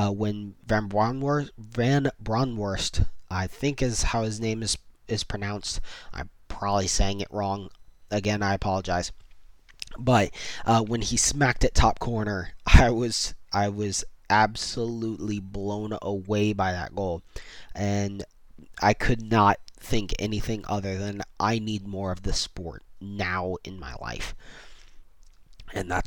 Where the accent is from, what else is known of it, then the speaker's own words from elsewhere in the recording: Central Florida, United States; also born or lived in West Virginia / Tallahassee; I've since moved back to Central Florida, where I grew up